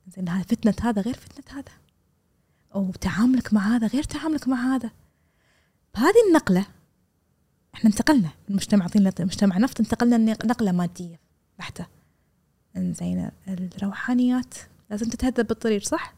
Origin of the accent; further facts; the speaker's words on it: Kuwait; انا كبنت كويتيه